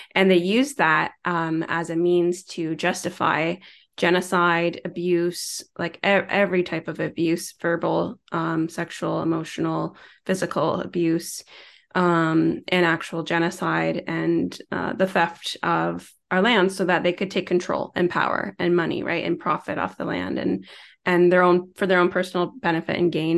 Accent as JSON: {"language": "English", "area": "Tyendinaga Mohawk Territory", "region": "Ontario", "country": "Canada", "tie": "born or raised there", "moved": "yes", "lives_now": "Toronto, Canada", "said": "born and raised in Tayindanega, Mohawk Territory, which is the First Nations Reserve in Southern Ontario"}